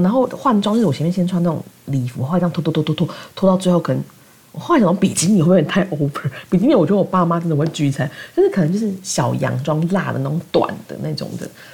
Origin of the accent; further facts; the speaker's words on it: southern Taiwan, Taiwan; 我妈是南部人，我们是南部人